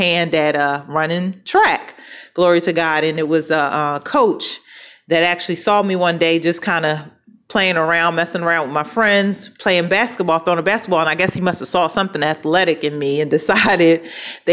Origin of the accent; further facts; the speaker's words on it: Philadelphia, Pennsylvania, United States; moved away; I'm from Philadelphia originally. And that's where I was born and raised.